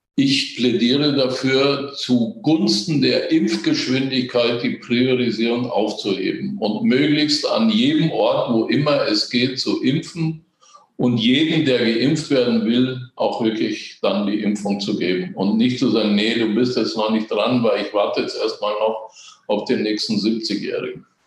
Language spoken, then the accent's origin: German; Germany; bei uns in Deutschland